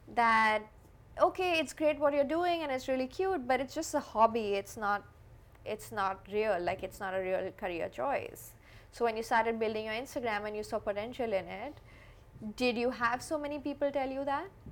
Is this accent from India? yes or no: yes; India; I grew up in India